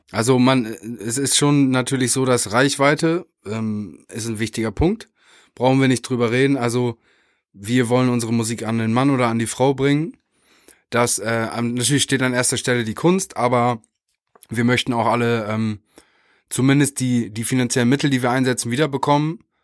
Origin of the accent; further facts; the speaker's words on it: Meppen, Lower Saxony, Germany; wir kommen aus, äh, beide aus Meppen an der holländischen mhm. Grenze.